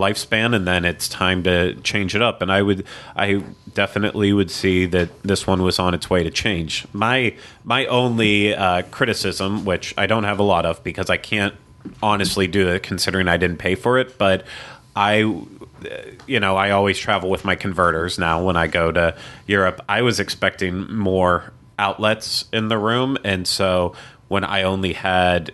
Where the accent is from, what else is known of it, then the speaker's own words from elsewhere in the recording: United States; As an American